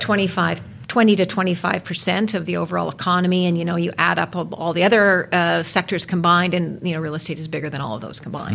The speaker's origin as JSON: {"language": "English", "town": "West Vancouver", "region": "British Columbia", "country": "Canada", "tie": "born or raised there", "said": "I was born in Vancouver. I was actually raised on the North Shore in West Vancouver"}